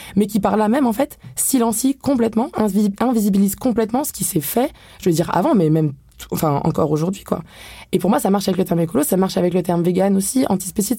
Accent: France; je suis née en France en fait et je bénéficie du privilège de vivre en Europe

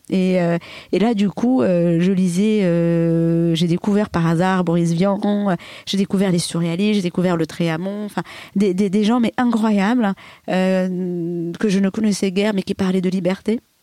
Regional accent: Comoros; born or raised there

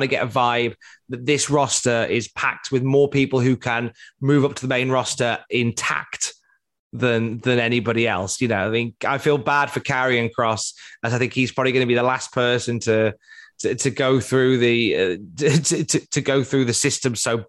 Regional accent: Cardiff, Wales, United Kingdom; All right, Gavner, I'm from Cardiff.

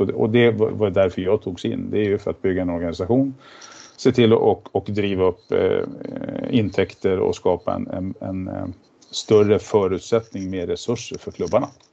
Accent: Järna, Stockholm County, Sweden; Jag är ju född och uppvuxen ute i Järna

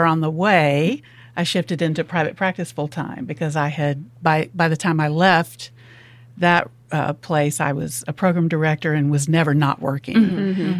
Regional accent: Alabama, United States; moved away as an adult; also born or lived in Memphis, Tennessee; now in Oxford, United States; I'm originally from Alabama, went to college in Memphis, ended up in Tennessee until moving down here

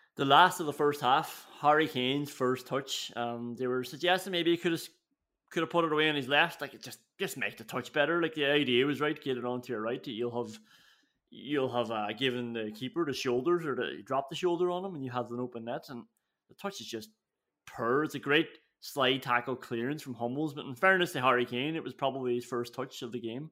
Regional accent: Ireland; we're Irish

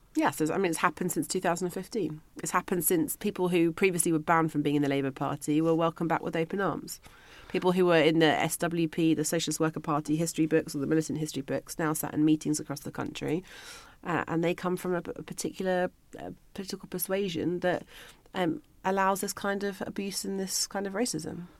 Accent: London, United Kingdom; moved away as an adult; also born or lived in Liverpool; I was originally from London

